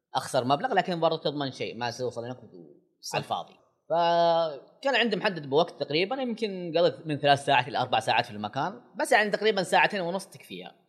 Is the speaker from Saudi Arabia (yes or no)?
yes; Saudi Arabia; أنا سعودي